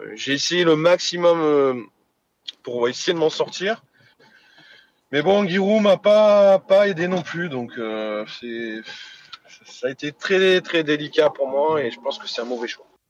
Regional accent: Hyères, Provence-Alpes-Côte d'Azur, France; also born or lived in Saint-Étienne; Je suis dans ma ville natale. Ma famille, euh, mes amis dans le sud

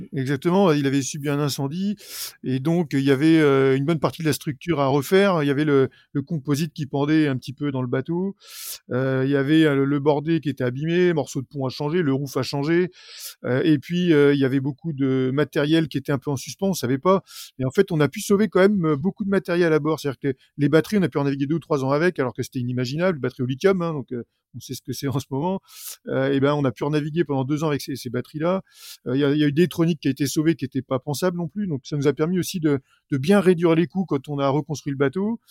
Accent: Normandy, France; On est quelques coureurs normands

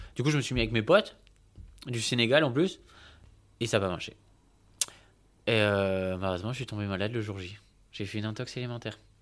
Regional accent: Bordeaux, Nouvelle-Aquitaine, France; je suis né à Bordeaux, bon, dans une agglomération à côté, Pessac, mais bref, je suis bordelais. J'ai toujours vécu à Bordeaux

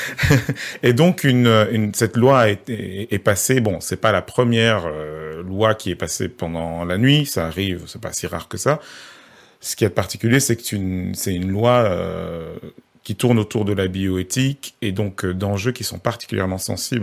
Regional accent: Belgium; je, je suis pas français, hein, je suis belge

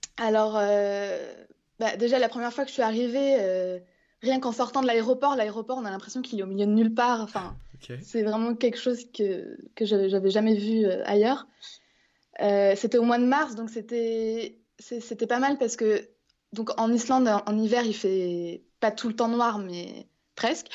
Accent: Angers, Pays de la Loire, France; also born or lived in Vannes, France; now in Iceland; je suis née à Angers. Et euh, non, j'ai jamais vécu dans une grosse, grosse ville. Mais je suis née à Angers et, je vis en Bretagne depuis plusieurs années. Euh, à Vannes.

